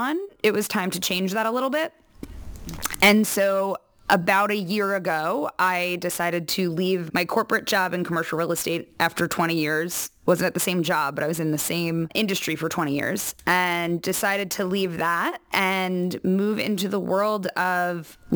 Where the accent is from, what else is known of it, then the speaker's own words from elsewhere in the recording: New York, United States; moved away as an adult; now in California, United States; I'm a native New Yorker, which I've also been told that the only people who introduce themselves that way are New Yorkers. So I grew up in New York